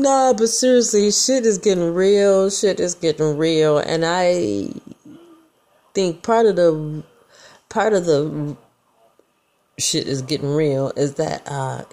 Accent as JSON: {"language": "English", "region": "Michigan", "country": "United States", "said": "I'm from Michigan, people, the motor capital of the world. We drive like we stole it in the mitten"}